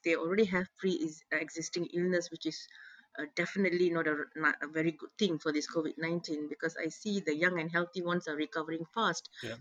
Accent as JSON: {"language": "English", "country": "Malaysia", "said": "as a Malaysian"}